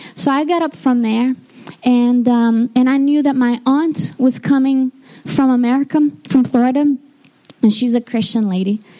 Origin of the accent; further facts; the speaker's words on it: Rio de Janeiro, Brazil; moved away; I'm from Brazil, and I was born in Rio de Janeiro. Um, my town is just across from the bay